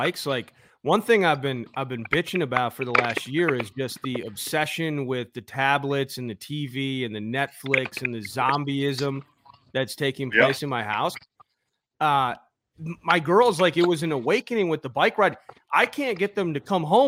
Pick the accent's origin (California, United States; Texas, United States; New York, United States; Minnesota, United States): Minnesota, United States; Mankato; growing up in Mankato, humble beginnings of Team …, like my mom would just drop me off at the YMCA down in Mankato